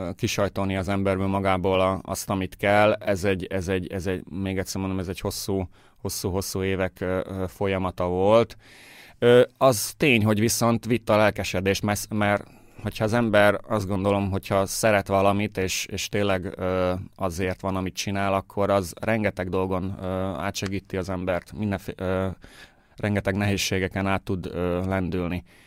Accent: Győr, Győr-Moson-Sopron, Hungary; moved away as an adult; also born or lived in Budapest, Hungary / Germany; now in Baden, Austria; én győri születésű vagyok, Győrben végeztem a, a Győri Művészeti Iskolában

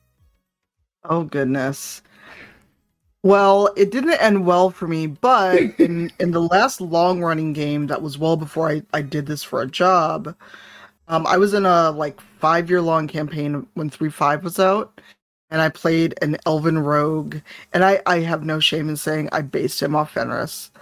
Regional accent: Chicago, Illinois, United States; I grew up in Chicago on the South Side

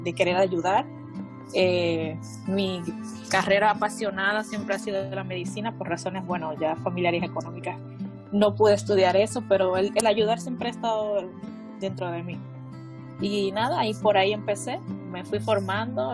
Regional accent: Santo Domingo, Distrito Nacional, Dominican Republic; soy de República Dominicana.

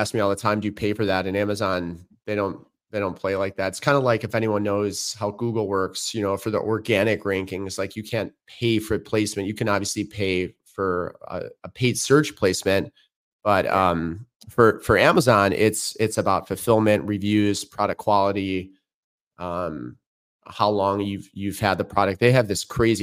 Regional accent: Chicago, Illinois, United States; I grew up in Chicago. I'm about 35 miles from there now.

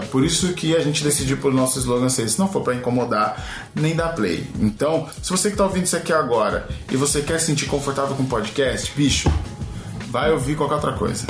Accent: São Paulo, Brazil; nascido e crescido em São Paulo, na Zona Oeste

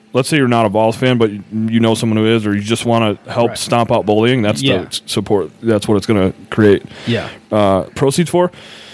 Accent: Nashville, Tennessee, United States; I was born in Nashville, and ever since I can remember, I've just been proud of being from Tennessee

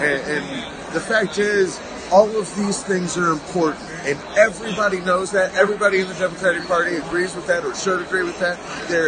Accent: Missouri, United States; I'm from Missouri.

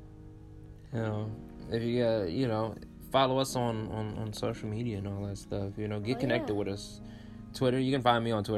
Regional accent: Michigan, United States; moved away as an adult; now in Tennessee, United States; I'm also from Michigan.

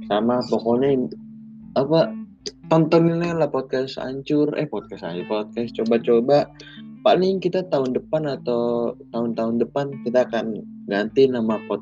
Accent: North Sumatra, Indonesia; pokoknya Jawa lah Jawa kental banget walaupun gue orang Batak biarin sama walaupun nggak boleh ya orang Batak sama orang Jawa nikah

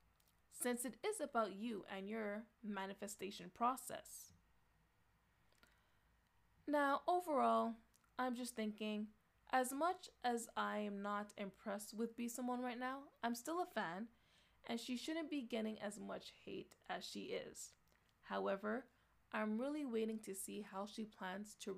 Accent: Canada; I am from Canada

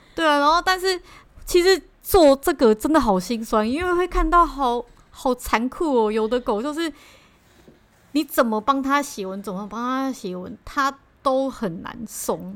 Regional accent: Taipei, Taiwan; 我们是台北人嘛

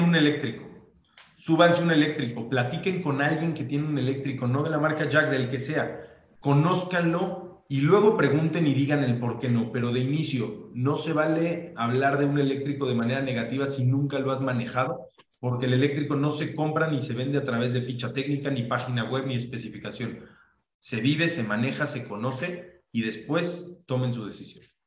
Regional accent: Mexico; nosotros siendo mexicanos

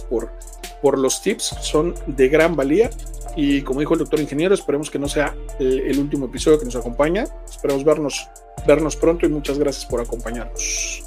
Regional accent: Mexico; como mexicanos dejamos todo al, último

